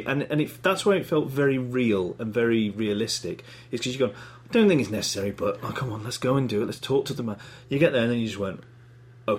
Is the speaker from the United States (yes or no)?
no; United Kingdom; I'm British